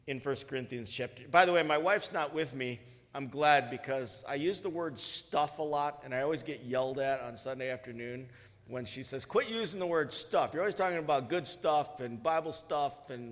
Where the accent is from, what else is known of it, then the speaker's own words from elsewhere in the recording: Woodstock, Illinois, United States; our farm that I live on, was the farm I grew up on in Woodstock.